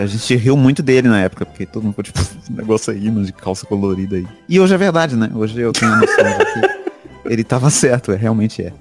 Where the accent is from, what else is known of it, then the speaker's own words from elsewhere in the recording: Minas Gerais, Brazil; Eu viro paulista até, sou mineiro